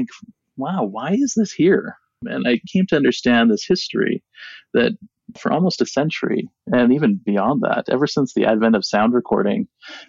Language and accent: English; Seattle, Washington, United States; also born or lived in Hopi Reservation, Arizona / New York; now in Arizona, United States; I grew up in Seattle for the most part, but my dad, who is Hopi, often sang Hopi songs to me.